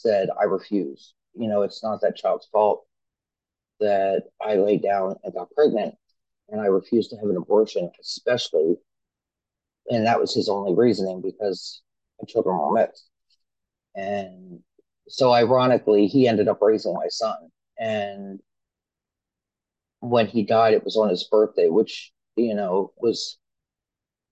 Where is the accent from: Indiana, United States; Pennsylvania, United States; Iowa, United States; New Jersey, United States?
Pennsylvania, United States; I'm from Pennsylvania. I'm born and raised here